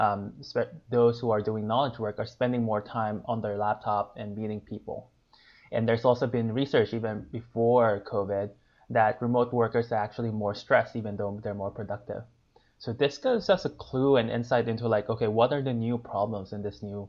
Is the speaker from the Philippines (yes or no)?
yes; Philippines; moved away as an adult; also born or lived in Asia; now in Bay Area, United States; I grew up in the Philippines, where I stayed there for most of my